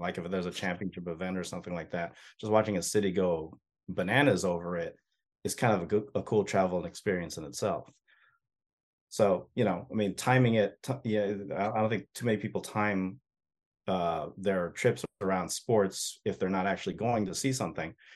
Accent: United States; I'm an American

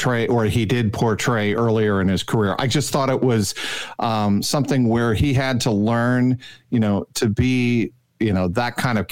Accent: Cincinnati, Ohio, United States; my hometown of Cincinnati, Ohio

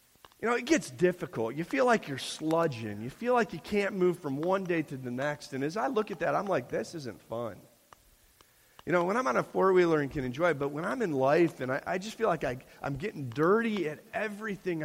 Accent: Chicago, Illinois, United States; moved away as an adult; now in Pennsylvania, United States; we're from the Midwest. We're from Chicago

